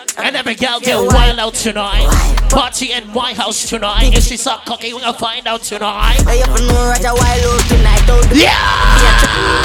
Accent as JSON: {"language": "English", "town": "Toronto", "region": "Ontario", "country": "Canada", "tie": "born or raised there", "said": "I was born and raised in Scarborough."}